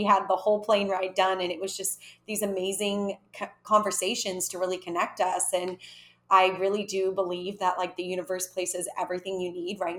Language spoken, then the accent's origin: English; California, United States; moved away as an adult; now in Mexico; I am originally from California and currently living in Mexico for now